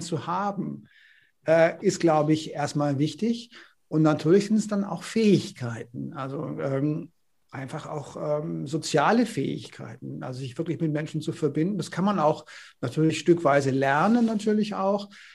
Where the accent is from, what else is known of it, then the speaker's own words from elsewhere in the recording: Konstanz, Baden-Württemberg, Germany; moved away; also born or lived in Northern Germany / Paris; ich komme ja aus Baden. Ja, ich komme ja. aus Konstanz am Bodensee